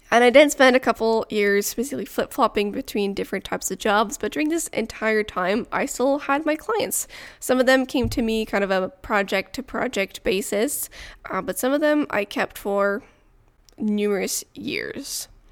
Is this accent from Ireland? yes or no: no; Montreal, Quebec, Canada; first language French; English is a second language; also born or lived in near Ottawa; now in Ottawa area, Canada; I am originally from Montreal, but I now live in the countryside near Ottawa.